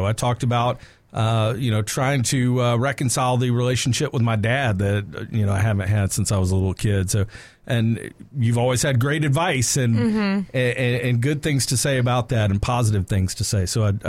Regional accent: Mableton, Georgia, United States; Well, growing up in Mableton, Georgia, in Cobb County, I lived at the end of a dead-end road. You know, we didn't have a whole lot of money. There wasn't a lot going on in Mableton.

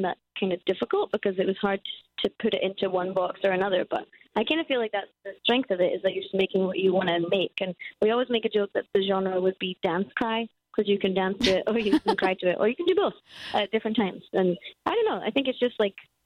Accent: Scotland, United Kingdom; we're Scottish, so we're used to terrible weather.

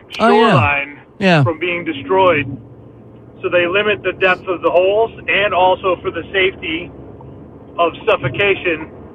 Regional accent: Massachusetts, United States; moved away; Where I'm from, Massachusetts has

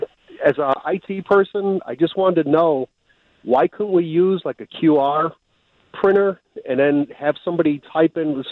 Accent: Illinois, United States; I'm from Illinois

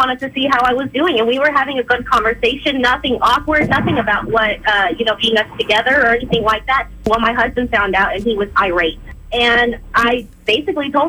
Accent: Sinton, Texas, United States; it's a teeny tiny town. And everybody knew everybody. So I got to, you know, find out what was happening in my tiny town, my hometown

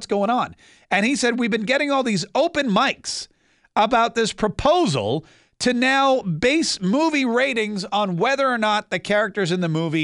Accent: Winston-Salem, North Carolina, United States; I grew up in Winston-Salem, North Carolina.

